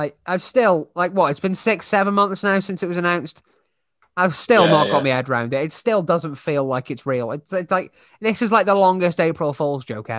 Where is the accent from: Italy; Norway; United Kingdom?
United Kingdom; Wrexham, Wales; I'm from Wrexham. I live down the road from Wrexham